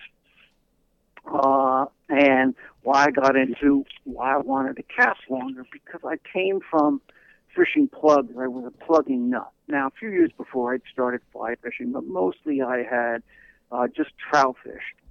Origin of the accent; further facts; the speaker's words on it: Port Chester, New York, United States; also born or lived in Greenwich, Connecticut / Sag Harbor, Long Island, New York; I'm originally from Port Chester, New York, and I spent a lot of time in Greenwich, Connecticut